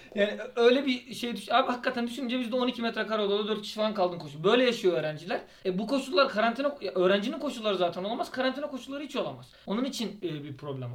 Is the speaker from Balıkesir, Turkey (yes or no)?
no; Aydın, Turkey; ben Aydınlıyım